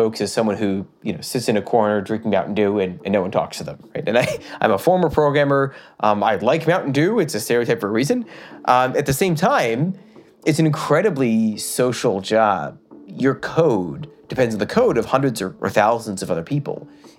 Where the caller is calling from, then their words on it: Massachusetts, United States; Well, I am calling you from my basement. I live right outside of Boston, like 10 miles from the city.